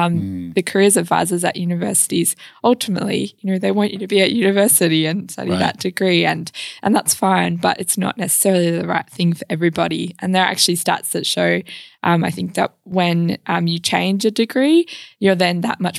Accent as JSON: {"language": "English", "town": "Gooseberry Hill", "region": "Western Australia", "country": "Australia", "tie": "born or raised there", "said": "Yes, I am. Yep. Yes, I am from Gooseberry Hill of all places."}